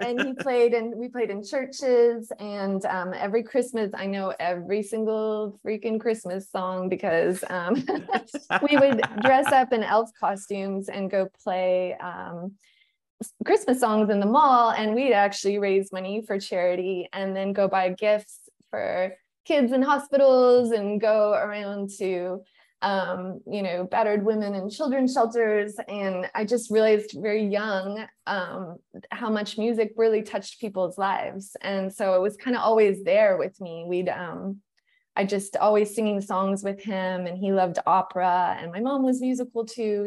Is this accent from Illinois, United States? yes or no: no; New Mexico, United States; I grew up in New Mexico